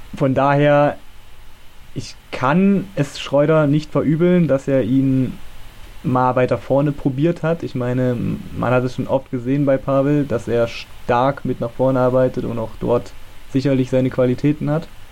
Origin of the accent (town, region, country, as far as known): Germany